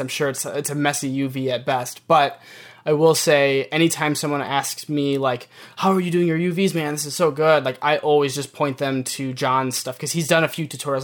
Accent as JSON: {"language": "English", "region": "Michigan", "country": "United States", "tie": "born or raised there", "moved": "as an adult", "lives_now": "New York, United States", "said": "I'm born and raised in Michigan, so moving to New York for the first time was a bit of a culture shock"}